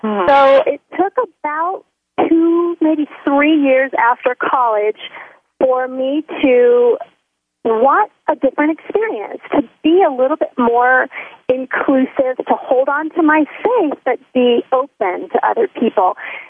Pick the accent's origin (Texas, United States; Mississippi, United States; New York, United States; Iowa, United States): Texas, United States; born there; also born or lived in Missouri / Florida / Tennessee; I moved around a lot. I would have to say that I'm a Southern girl. I was born in Texas, and my dad moved us around a little bit, Missouri, Florida, back to Texas, and then we moved to Tennessee.